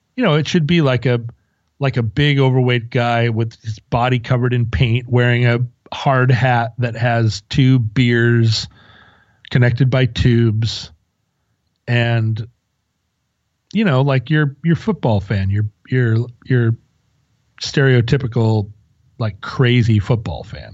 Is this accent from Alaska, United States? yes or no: yes; Alaska, United States; we're from Alaska, so we just played hockey